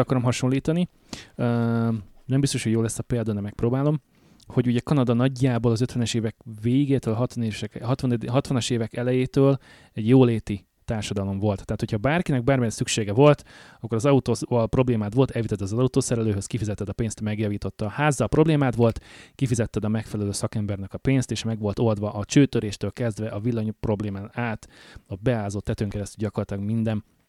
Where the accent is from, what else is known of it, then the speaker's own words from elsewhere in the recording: Hungary; moved away as an adult; now in Canada; jelentősen más körülmények között nőttünk föl, jelentősen más lehetőségeink voltak, adottak Magyarországon a 80-as, 90-es években, amikor mi voltunk fiatalok